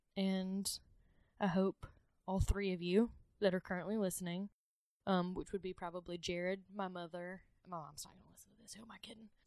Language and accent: English; the South, United States; I grew up in the South.